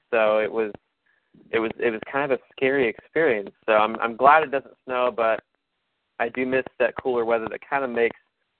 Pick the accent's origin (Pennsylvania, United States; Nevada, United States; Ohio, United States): Ohio, United States; Columbus; now in Florida, United States; I grew up in Columbus, Ohio, so I grew up in the snow.